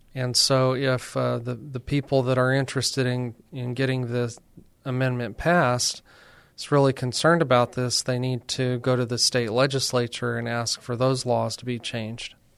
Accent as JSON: {"language": "English", "region": "New Mexico", "country": "United States", "moved": "as an adult", "lives_now": "San Antonio, United States", "said": "I'm from New Mexico"}